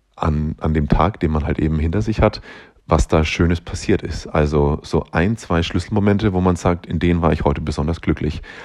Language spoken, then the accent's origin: German; Upper Palatinate, Bavaria, Germany; accent: slightly Bavarian; now in Nuremberg, Germany; Ich komme aus der Oberpfalz, das ist äh, Aussage genug, glaube ich. Ähm, sollte dementsprechend eigentlich auch einen leicht, einen leicht, da haben wir es schon wieder, einen leicht bayerischen Akzent haben